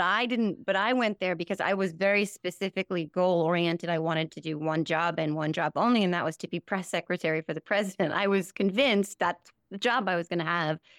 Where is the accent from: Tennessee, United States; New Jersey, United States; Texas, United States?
New Jersey, United States; also born or lived in Morristown, New Jersey / Sussex County, New Jersey / Ireland / Saginaw, Michigan; I'm Born and raised in New Jersey, um, born in Morristown, New Jersey, nineteen seventy-four